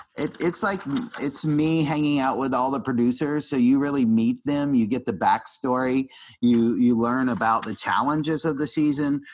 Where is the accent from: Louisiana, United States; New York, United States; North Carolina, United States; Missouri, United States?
North Carolina, United States; Asheville; I, am a Southern boy. I grew up in Asheville, North Carolina